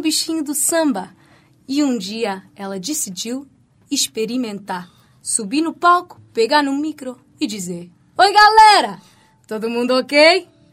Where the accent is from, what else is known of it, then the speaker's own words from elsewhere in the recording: Portugal; accent: Portuguese; meu sotaque português